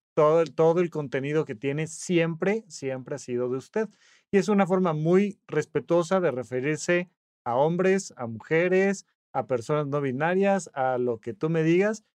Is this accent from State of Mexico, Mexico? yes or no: yes; Toluca, State of Mexico, Mexico; now in Mexico City, Mexico; yo soy de Toluca, me mudé a la Ciudad de México